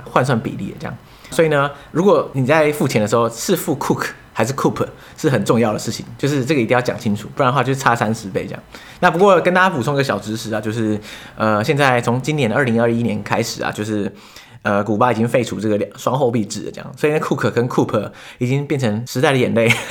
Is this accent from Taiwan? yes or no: yes; Taiwan; “哎、欸，你们哪里来的啊？”他说：“哦，台湾啊。”